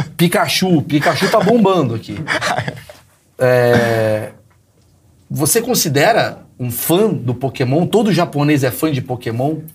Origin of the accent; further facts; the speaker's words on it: Brazil; nós brasileiros